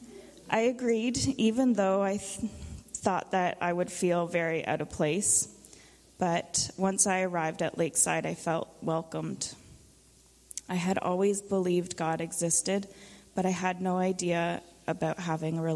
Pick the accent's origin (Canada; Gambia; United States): Canada; Haliburton County, Ontario; I was born and raised in Haliburton County.